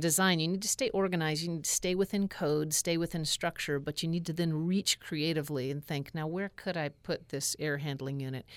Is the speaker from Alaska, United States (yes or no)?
yes; Alaska, United States; growing up in Alaska